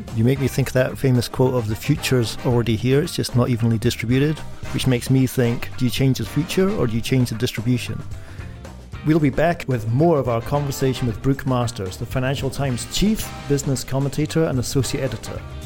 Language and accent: English; United States; also born or lived in Sweden; now in United Kingdom; an American who, like a boomerang, is returning back home shortly